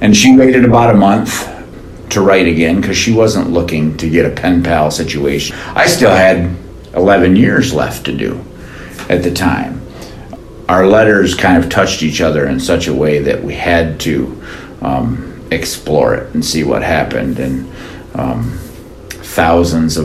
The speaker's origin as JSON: {"language": "English", "town": "Lansing", "region": "Michigan", "country": "United States", "said": "my wife is from Lansing, I'm from Lansing"}